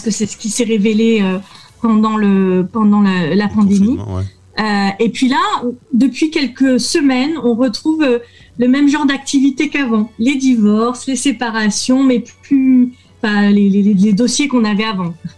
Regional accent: France; je suis avocate française

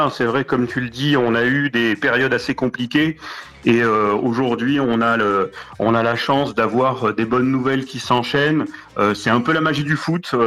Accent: Casablanca, Casablanca-Settat, Morocco; born there; also born or lived in Marrakech; Exactement, je suis né à Casablanca à l'époque de la Marche Verte en 75 et euh, je suis à Marrakech depuis 81

